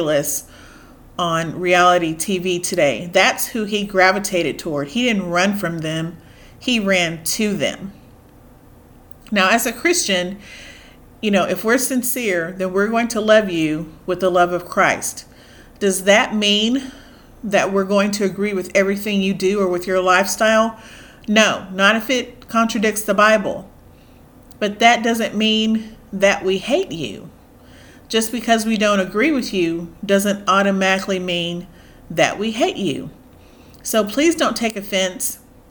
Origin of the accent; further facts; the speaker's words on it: United States; I'm African American. I am very proud of my heritage